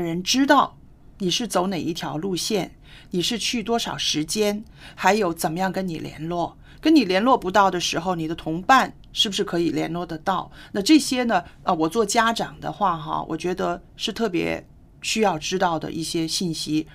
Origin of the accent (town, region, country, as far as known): China